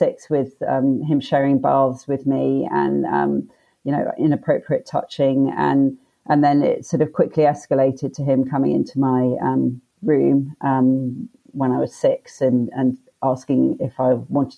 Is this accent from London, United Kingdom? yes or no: yes; London, United Kingdom; also born or lived in Leicester / Australia; So we moved to London from Leicester, which is sort of up more north in the UK, when I was six.